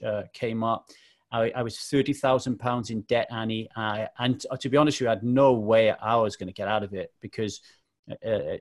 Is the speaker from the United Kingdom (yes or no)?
yes; South Wales Valleys, United Kingdom; born or raised there; also born or lived in Manchester, England